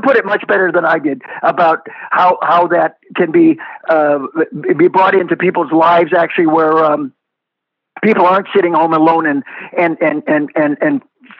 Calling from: West Palm Beach, Florida, United States; Here in Florida, and I'm calling you from West Palm Beach

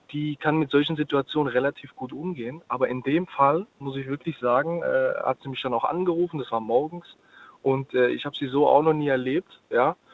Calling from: Ludwigshafen, Rhineland-Palatinate, Germany; Ich bin aus Ludwigshafen.

